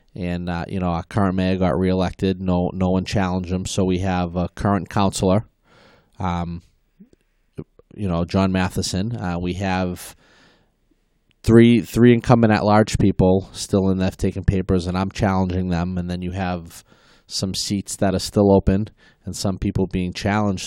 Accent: Malden, Massachusetts, United States; I was, uh, born and raised in Maplewood, uh, Webster Street

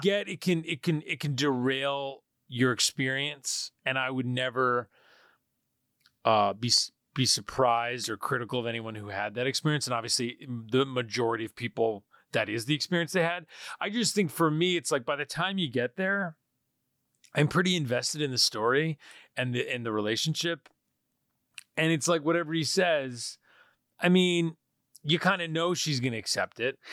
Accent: New York, United States; I'm, I'm from New York

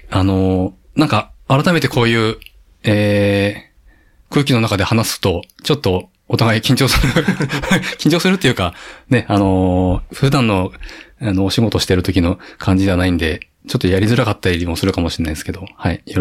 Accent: Koriyama, Fukushima, Japan; moved away as an adult; also born or lived in Shirakawa / Iwaki / Tokyo; 育ちは郡山です。

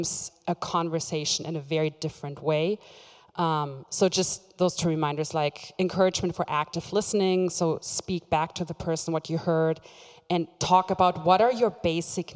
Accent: Germany; first language German; English is a second language; moved away; I'm German, so my mother tongue is German. I was not raised in this culture

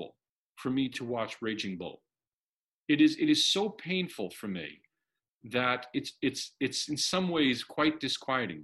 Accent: New York, United States; as a teenager growing up in New York

